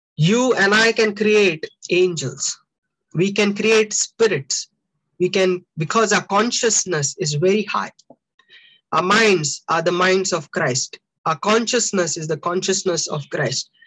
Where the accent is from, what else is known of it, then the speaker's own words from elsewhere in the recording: India; I'm an Indian.